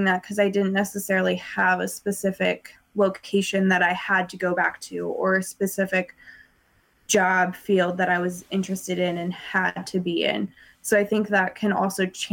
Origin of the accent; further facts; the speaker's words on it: Colorado, United States; also born or lived in North Carolina; I'm from Colorado. So I knew I wanted to move back